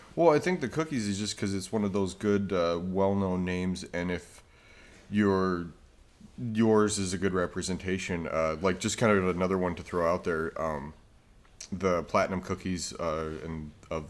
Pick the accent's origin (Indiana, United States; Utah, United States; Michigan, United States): Utah, United States; I grew up in Utah